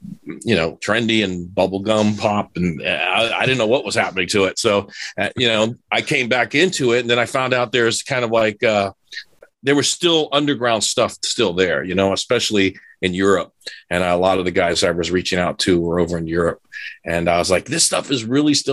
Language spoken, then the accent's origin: English; Miami, Florida, United States; I'm a city kid growing up in Miami.